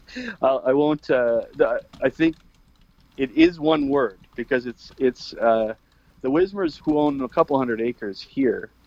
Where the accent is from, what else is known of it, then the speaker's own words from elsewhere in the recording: Canada; we're Canadian